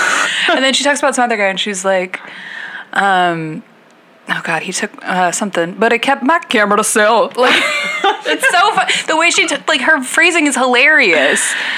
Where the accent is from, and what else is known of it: United States